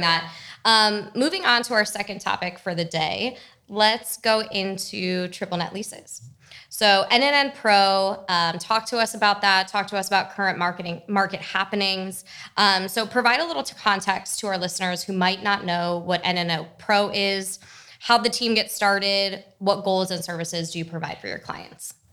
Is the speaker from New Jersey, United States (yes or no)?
yes; New Jersey, United States; I was also from New Jersey